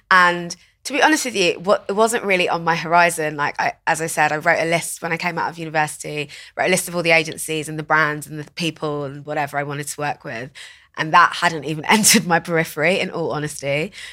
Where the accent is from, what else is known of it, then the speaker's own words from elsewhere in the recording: Watford, East of England, United Kingdom; So I grew up in Watford, which is, like, in Hertfordshire